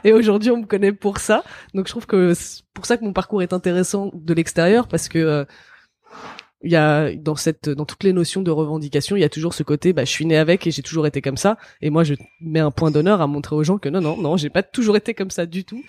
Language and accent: French; France; je suis né en France